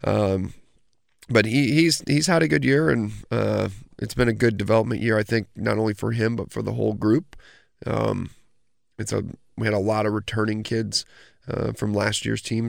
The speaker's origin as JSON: {"language": "English", "town": "Oswego", "region": "New York", "country": "United States", "tie": "born or raised there", "said": "growing up in Oswego"}